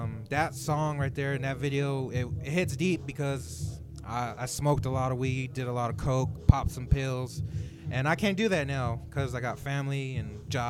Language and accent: English; Roswell, New Mexico, United States; also born or lived in Denver, Colorado; I'm from Roswell, but I was born in Denver, but lived in Roswell my whole fucking life.